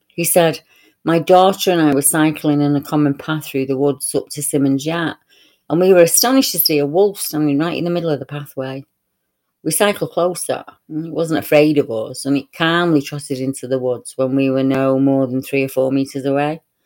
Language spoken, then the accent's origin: English; Salford, North West England, United Kingdom; my hometown, Clusterbull Hill